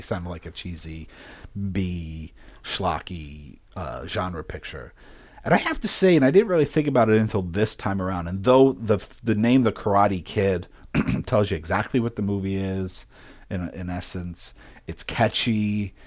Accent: Philadelphia, Pennsylvania, United States; moved away; also born or lived in upstate New York; I grew up in Philadelphia, and then when my mom did remarry, we left Philadelphia

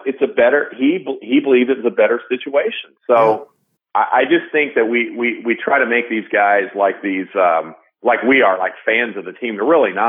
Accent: Illinois, United States; now in St. Louis, United States; I'm from Illinois, so half my family are Cubs fans

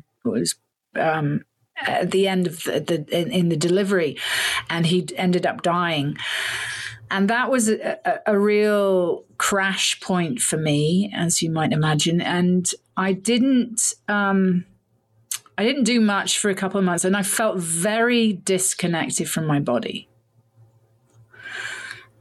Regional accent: United Kingdom; I'm British, was born in the UK to a Canadian mother, English father

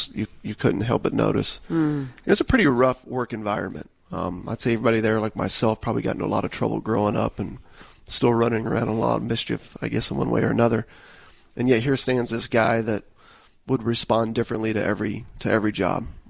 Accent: Tampa, Florida, United States; I grew up in the Tampa Bay area

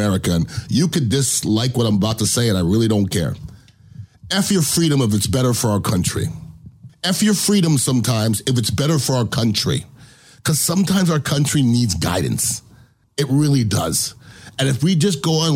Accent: United States; I'm American

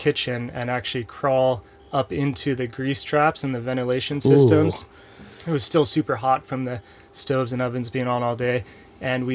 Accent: San Diego, California, United States; I grew up in San Diego

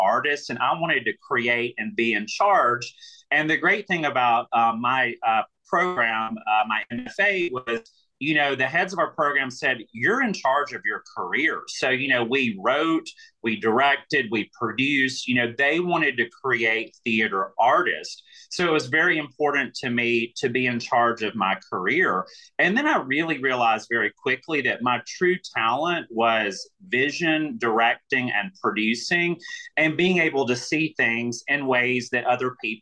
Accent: Alabama, United States; accent: Southern; moved away as an adult; also born or lived in New York / Atlanta; I'm from Alabama.

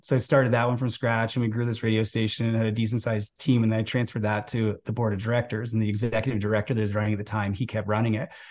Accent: outside of Toronto, Ontario, Canada; moved away as an adult; also born or lived in West Coast of Canada; I grew up outside of Toronto, so this is Canada's biggest city.

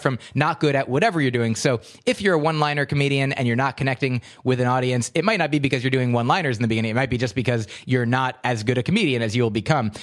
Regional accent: New Jersey, United States; also born or lived in Livingston, New Jersey; a straight white American American male growing up in New Jersey in the suburbs.

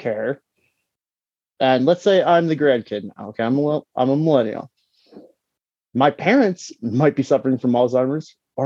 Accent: Detroit, Michigan, United States; When I graduated high school, it was in 08, and you know, I'm from Detroit

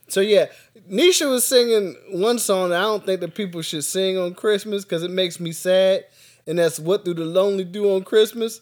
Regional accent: Philadelphia, Pennsylvania, United States; I'm from Philly

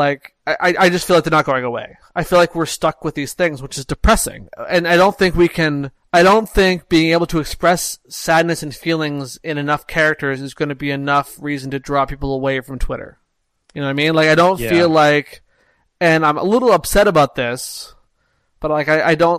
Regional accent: Canada

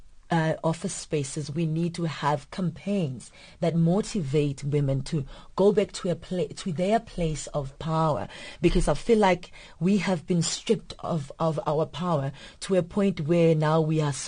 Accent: South Africa; I was born in South Africa

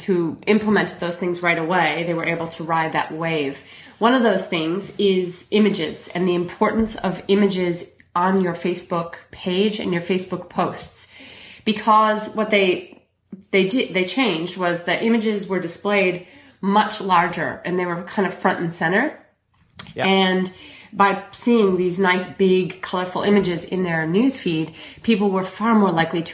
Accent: Chicago, Illinois, United States; now in Melbourne, Australia; I'm originally from Chicago, but I moved to Melbourne, Australia about 17 years ago

